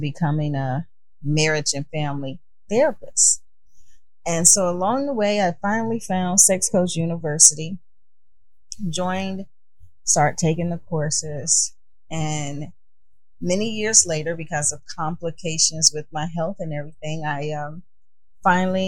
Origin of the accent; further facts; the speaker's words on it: Chicago, Illinois, United States; moved away as an adult; now in California, United States; I'm originally from Chicago, born and raised, living in California now